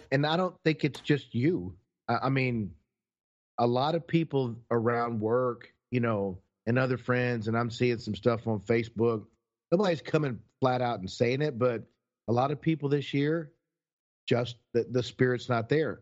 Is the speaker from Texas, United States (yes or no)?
yes; Texas, United States; we're from Texas